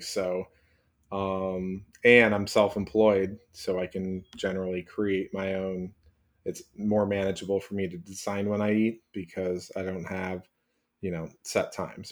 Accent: Chicago, Illinois, United States; I live forty minutes from Chicago, that's my hometown

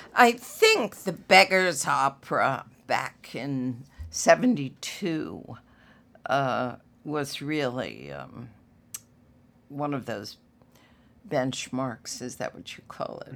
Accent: Washington, District of Columbia, United States; growing up in Washington

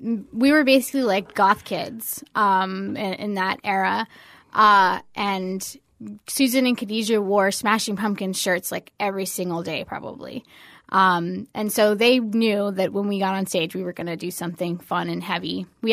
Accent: Fort Lauderdale, Florida, United States; I grew up in Fort Lauderdale.

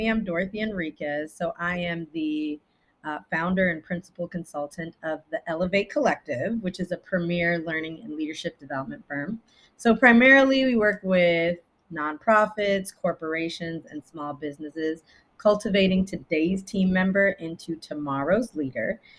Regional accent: Japan; also born or lived in Italy; now in United States; so I'm Belizean from Central America, but I was born in Italy but I was raised, my formative years I spent in Japan, but I was also raised in America as well.

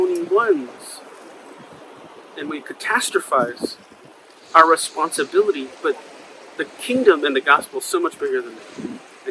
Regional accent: New York City, New York, United States; when I was growing up on Broadway in the Upper West Side

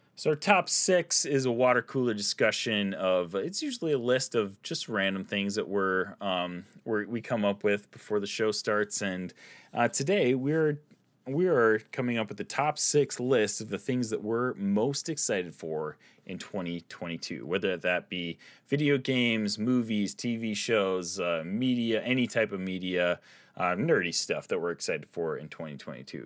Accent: Midwest, United States; accent: Midwestern; my Midwestern accent

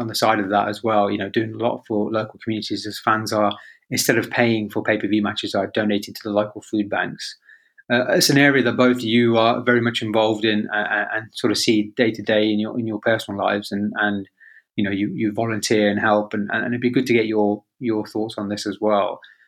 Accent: Birmingham, West Midlands, United Kingdom; moved away; also born or lived in Leamington; I came from a working class background in Birmingham. I was born and raised in Borsaleigh, and before we moved to Leamington, we were poor. You know, we were council housed

